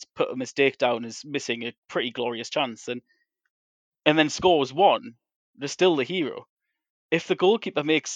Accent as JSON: {"language": "English", "region": "England", "country": "United Kingdom", "said": "I'm English"}